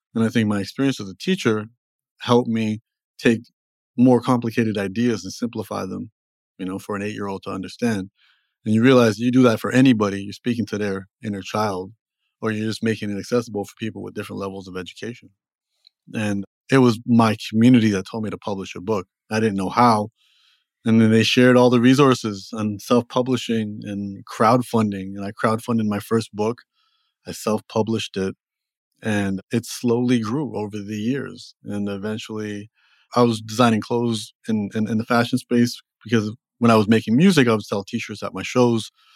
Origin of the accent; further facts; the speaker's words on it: Toronto, Ontario, Canada; also born or lived in Los Angeles; now in New York City, United States; I'm from Toronto originally